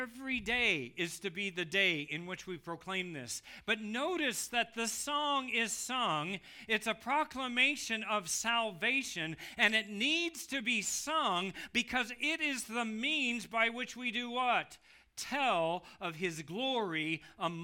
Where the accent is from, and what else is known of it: United States